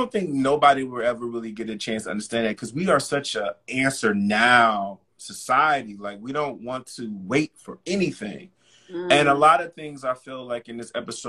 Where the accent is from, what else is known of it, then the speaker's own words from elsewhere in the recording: United States; as Black American Blacks growing up in this country